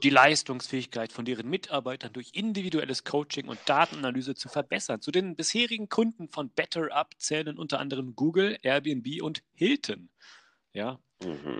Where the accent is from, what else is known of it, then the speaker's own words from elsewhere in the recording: Wolfsburg, Lower Saxony, Germany; ich komme aus Wolfsburg